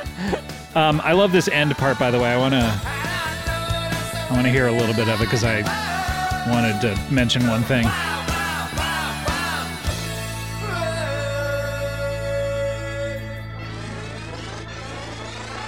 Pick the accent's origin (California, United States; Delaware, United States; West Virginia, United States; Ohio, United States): California, United States; Los Angeles; growing up here in LA, I would read the LA Times